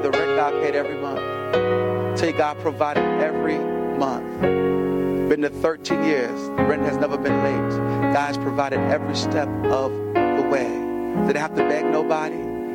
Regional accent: New York City, New York, United States; moved away as an adult; also born or lived in Hackensack, New Jersey; I'm born and raised in the South Bronx

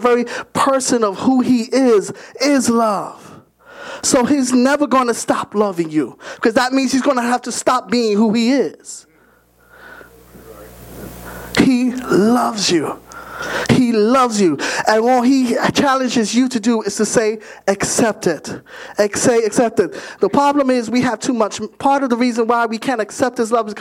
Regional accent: New York City, New York, United States; I was born and raised in Bronx, New York

